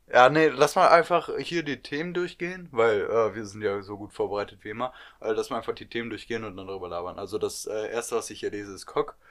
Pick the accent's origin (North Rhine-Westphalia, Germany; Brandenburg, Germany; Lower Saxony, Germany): North Rhine-Westphalia, Germany; wir kommen aus NRW.